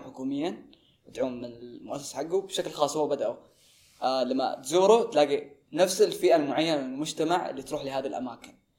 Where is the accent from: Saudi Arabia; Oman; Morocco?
Saudi Arabia; احنا كسعوديين